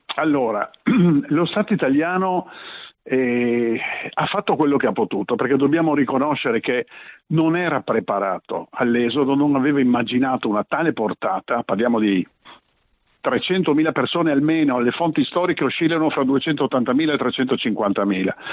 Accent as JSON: {"language": "Italian", "town": "Trieste", "region": "Friuli-Venezia Giulia", "country": "Italy", "tie": "born or raised there", "said": "io sono nato a Trieste, i miei genitori sono venuti via nel 1945, ognuno dal suo paese, si sono ritrovati qui a Trieste"}